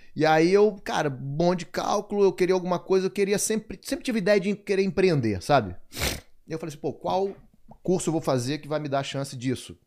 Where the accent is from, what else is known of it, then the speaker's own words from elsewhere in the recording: Manaus, Amazonas, Brazil; moved away as an adult; also born or lived in São Paulo; Depois eles foram morar em Manaus, aí foi quando eu nasci. E, e aí vivia até meus 24 anos em Manaus.